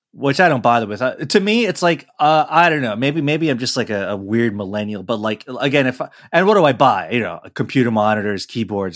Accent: New York, United States; I'm, uh, you know, as American as apple pie, grew up in New York

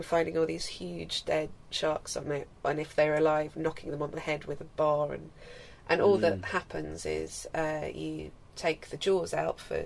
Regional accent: Australia; moved away; also born or lived in Isle of Wight, England; growing up in Australia

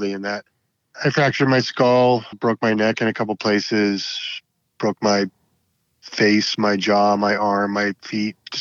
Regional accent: Paradise Valley, Arizona, United States; now in Alameda County, United States; I'm from Arizona. I'm from a suburb of Phoenix, a little town called Paradise Valley

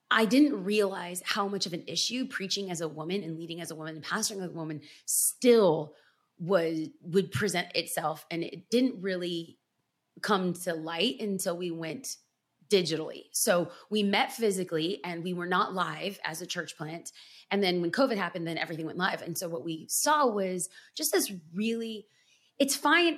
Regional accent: Los Angeles, California, United States; I'm born and raised in Los Angeles

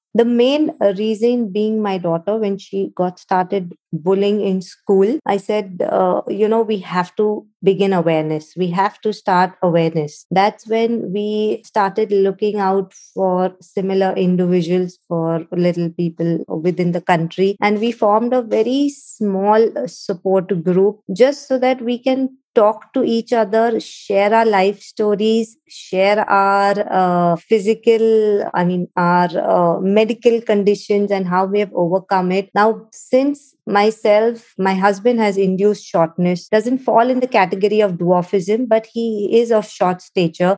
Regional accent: Mumbai, Maharashtra, India; moved away as an adult; now in United Arab Emirates; I was born in Mumbai, India, to a wonderful family

